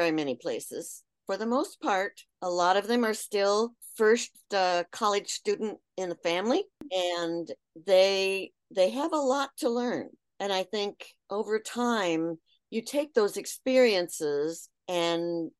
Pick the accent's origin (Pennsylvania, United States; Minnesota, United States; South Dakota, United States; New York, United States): South Dakota, United States; moved away; also born or lived in Lansing, Michigan; My father worked for a university, his college in Lansing, Michigan, at Michigan State, and moved us to South Dakota when I was in second grade